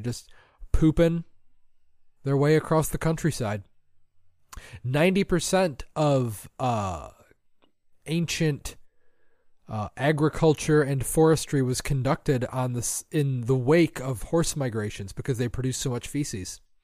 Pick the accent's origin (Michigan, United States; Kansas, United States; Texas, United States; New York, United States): Michigan, United States; we are from Michigan